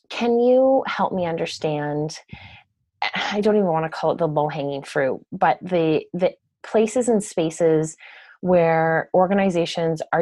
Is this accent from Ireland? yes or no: yes; Cork, Munster, Ireland; I mean Cork. I'm from Cork.